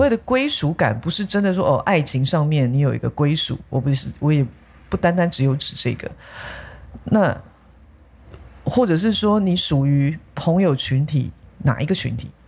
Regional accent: Taipei, Taiwan; 忠孝东路其实是我长大的地方

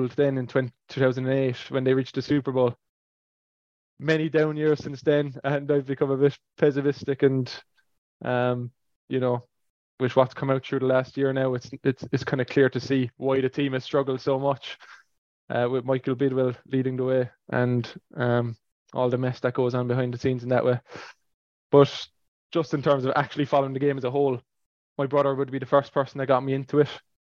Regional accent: Ireland; moved away as an adult; now in Toronto, Canada; I'm an Irish fan

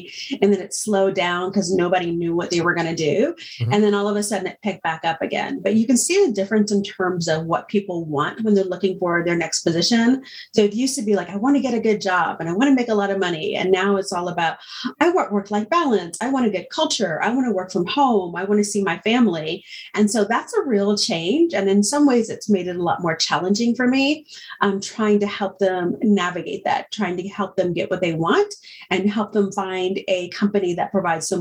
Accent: Indiana, United States; moved away as an adult; also born or lived in North Carolina; I'm originally from Indiana

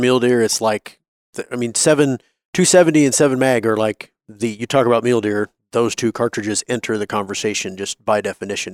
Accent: Wyoming, United States; growing up in Wyoming

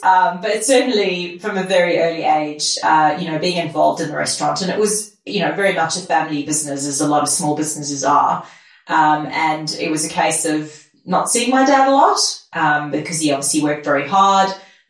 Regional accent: South Africa; I grew up in my dad's restaurant, and my dad came to South Africa as an immigrant and set up his own restaurant.

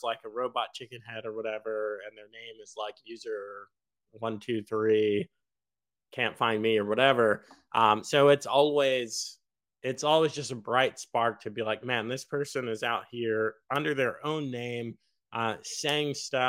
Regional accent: New York, United States; even though you guys know I'm technically from New York. But I claim Virginia

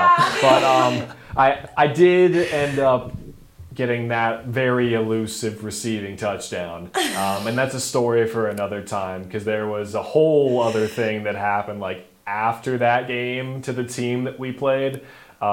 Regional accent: just outside of St. Louis, Missouri, United States; moved away as an adult; also born or lived in Minnesota; From Missouri. So a lot of connections here. I'm not from Jeffco. But I'm from just outside of St. Louis.

